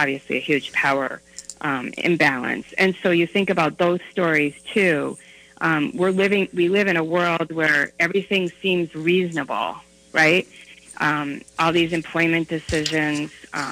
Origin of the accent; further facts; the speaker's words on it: Western Massachusetts, United States; now in Minnesota, United States; I grew up in Western Massachusetts